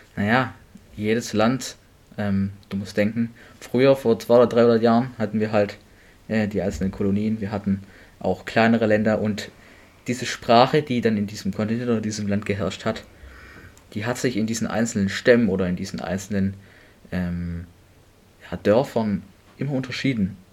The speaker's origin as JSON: {"language": "German", "country": "Germany", "said": "bei uns in Deutschland"}